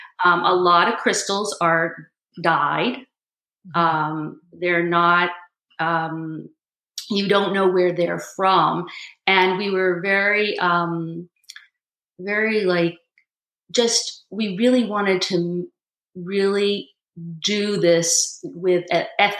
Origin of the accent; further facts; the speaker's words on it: Brookline, Massachusetts, United States; I grew up in Brookline, Massachusetts.